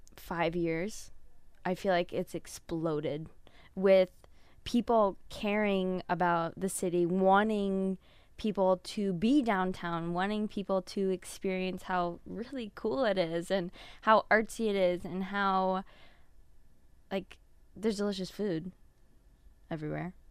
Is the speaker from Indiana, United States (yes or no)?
yes; Fort Wayne, Indiana, United States; I am from Fort Wayne, born and raised.